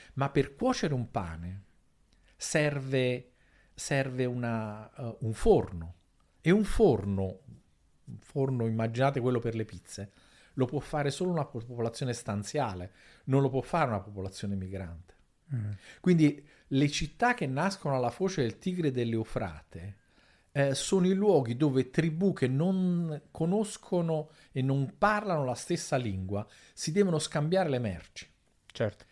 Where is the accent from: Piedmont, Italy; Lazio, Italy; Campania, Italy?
Campania, Italy; Naples; io vengo da Napoli